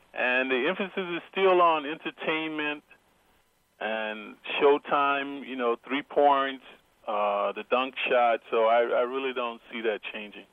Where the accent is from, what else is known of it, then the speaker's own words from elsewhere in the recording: Atlanta, Georgia, United States; I grew up in Atlanta, Georgia